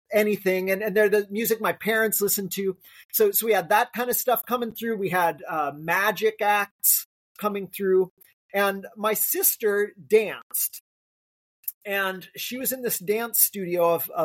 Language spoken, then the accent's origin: English; South Lake Tahoe, California, United States; I grew up in South Lake Tahoe